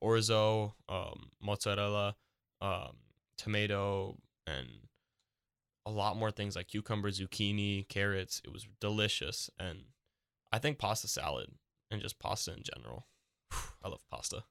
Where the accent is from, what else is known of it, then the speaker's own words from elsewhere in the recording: New York City, New York, United States; I am from New York City